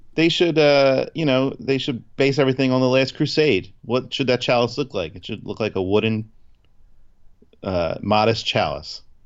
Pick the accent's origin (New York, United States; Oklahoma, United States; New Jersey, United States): New Jersey, United States; we're from Jersey